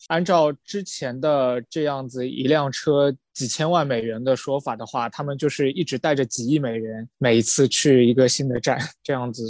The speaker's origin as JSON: {"language": "Chinese", "country": "China", "said": "我作为一个中国人"}